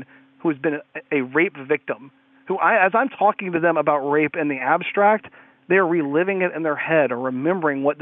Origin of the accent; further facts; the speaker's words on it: Atlanta, Georgia, United States; I was born in Atlanta, Georgia. I live just north of it